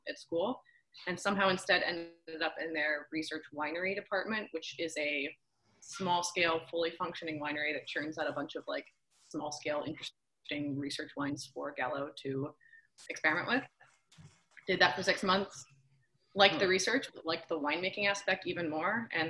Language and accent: English; outside of Philadelphia, Pennsylvania, United States; now in Sebastopol, United States; I'm actually from outside of Philadelphia